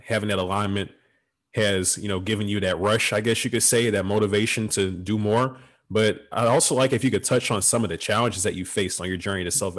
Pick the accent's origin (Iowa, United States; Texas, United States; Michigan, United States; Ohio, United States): Texas, United States; Beaumont; I'm from Beaumont, Texas. So I'm only an hour and a half from home